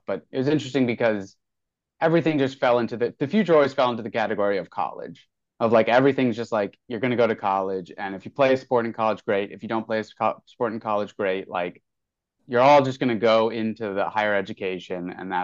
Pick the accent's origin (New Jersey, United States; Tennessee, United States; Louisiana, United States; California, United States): New Jersey, United States; northern; now in New York City, United States; I was born in the hospital in the town that I grew up in, which is very cool. I was born in a town in northern New Jersey